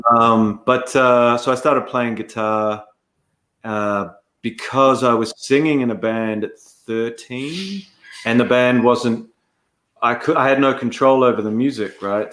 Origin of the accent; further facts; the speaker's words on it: Dunedin, Otago, New Zealand; I grew up in Dunedin